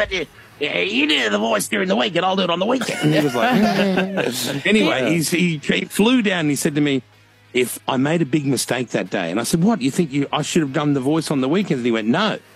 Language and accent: English; Brisbane, Queensland, Australia; now in Sydney, Australia; when I grew up in Brisbane. I was homeless in Brisbane for a lot of years. As a young teenage boy